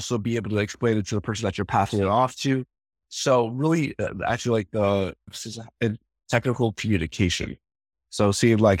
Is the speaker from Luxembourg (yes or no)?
no; Vancouver, Washington, United States; also born or lived in Portland, Oregon / Seattle, Washington; I grew up in the Vancouver, Washington, Portland, Oregon area, went to school up in Seattle.